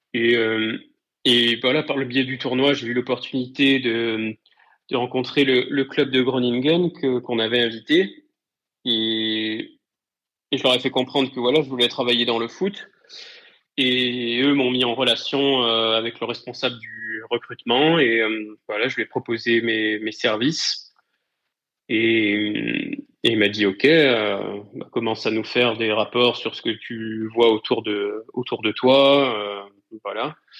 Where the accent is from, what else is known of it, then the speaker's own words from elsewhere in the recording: Rive-de-Gier, Auvergne-Rhône-Alpes, France; also born or lived in Saint-Étienne; je suis originaire de la Loire. Plus précisément, j'ai grandi sur le secteur Saint-Joseph, Rive de Gier